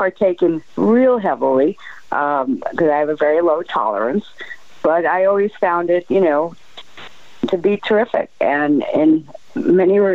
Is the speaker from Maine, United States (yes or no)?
no; New York City, New York, United States; now in Arizona, United States; I'm from New York, from the city